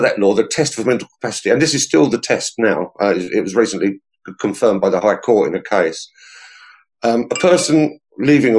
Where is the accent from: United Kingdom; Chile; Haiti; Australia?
United Kingdom; Hertfordshire, East of England; moved away as an adult; also born or lived in London / Suffolk; now in Essex, United Kingdom; I grew up in Hertfordshire.